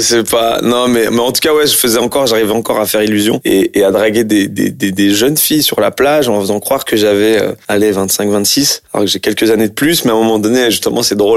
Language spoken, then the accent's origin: French; France; je suis d'origine algérienne et puis en plus j'ai grandi en France je suis né en France